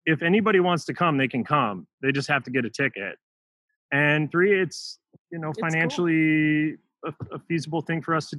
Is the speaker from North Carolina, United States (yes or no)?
no; Minnesota, United States; I'm from Minnesota.